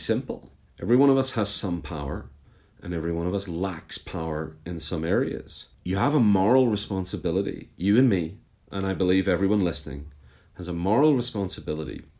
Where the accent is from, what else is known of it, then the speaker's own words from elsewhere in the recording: Belfast, Northern Ireland, United Kingdom; moved away as an adult; now in United States; I was born just outside Belfast in what some people call Northern Ireland and other people call the North of Ireland. And I grew up there, and I've been in the US for the last 10 years, but I lived the first 33 years of my life in and around Belfast.